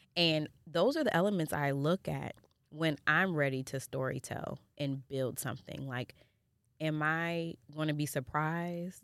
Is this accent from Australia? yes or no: no; Jamaica; I'm Jamaican